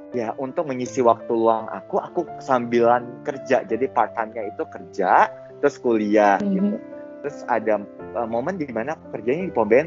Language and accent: Indonesian; Medan, North Sumatra, Indonesia; moved away as an adult; now in Jakarta, Indonesia; Aku berasal dari Medan anyway.